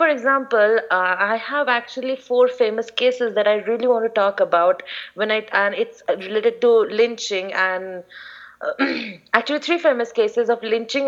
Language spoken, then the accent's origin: English; East India, India; we're not from North India. We're from East India